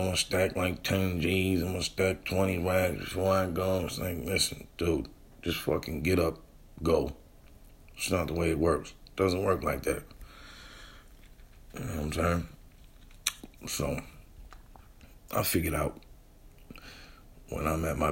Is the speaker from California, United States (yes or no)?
no; New Bedford, Massachusetts, United States; moved away; I'm from New Bedford, and it was home